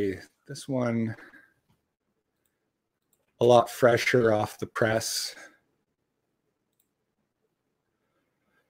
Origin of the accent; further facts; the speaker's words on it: Canada; as a Canadian